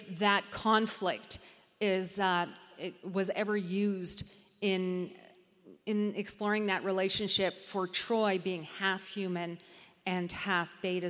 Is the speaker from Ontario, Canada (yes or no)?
yes; Toronto, Ontario, Canada; I was born in Canada. I was born in Toronto 4 years after they immigrated.